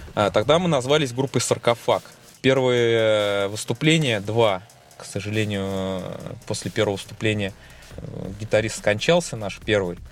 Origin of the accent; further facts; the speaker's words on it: Tolyatti, Samara Oblast, Russia; в наш город